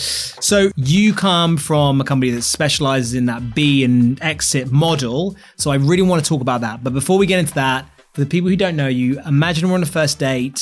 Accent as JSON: {"language": "English", "region": "England", "country": "United Kingdom", "said": "I mean, look, I'm so English and ignorant about these things."}